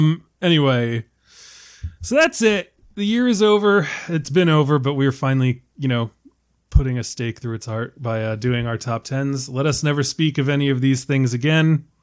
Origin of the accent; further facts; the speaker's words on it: Northeast, United States; I am from the Northeast.